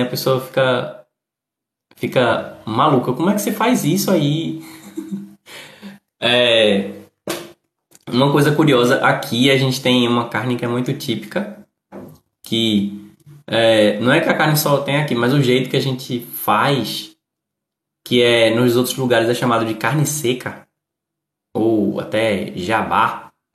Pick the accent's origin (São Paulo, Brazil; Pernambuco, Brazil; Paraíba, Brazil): Pernambuco, Brazil; Recife; eu moro no Nordeste, sou do Recife